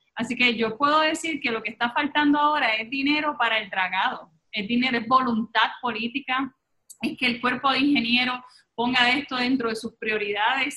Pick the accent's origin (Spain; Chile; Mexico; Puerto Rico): Puerto Rico; llevamos muy dentro de nosotros como ciudadanos puertorriqueños